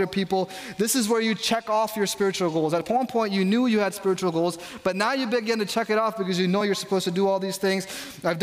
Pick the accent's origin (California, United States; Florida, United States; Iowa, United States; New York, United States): New York, United States; I grew up in New York